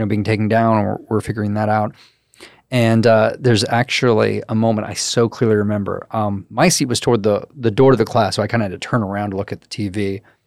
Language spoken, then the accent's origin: English; Crestview, Florida, United States; I'm from Crestview, so it's a very military heavy